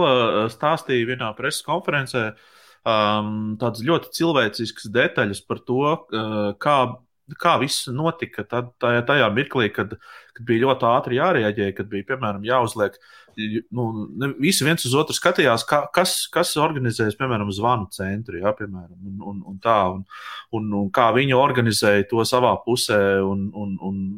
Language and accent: Latvian; Lielvārde, Ogre Municipality, Latvia; jā, jā, es esmu no {S3} Lielvāras, jā.